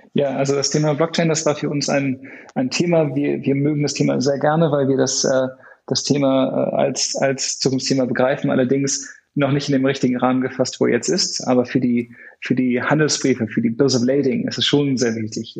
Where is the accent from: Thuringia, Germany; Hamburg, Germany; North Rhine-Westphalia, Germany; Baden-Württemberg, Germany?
Hamburg, Germany; ich komme ursprünglich aus Hamburg